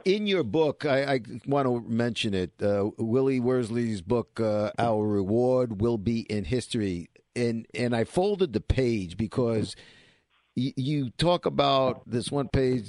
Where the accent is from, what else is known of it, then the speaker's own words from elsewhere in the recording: New York City, New York, United States; we're kids from Brooklyn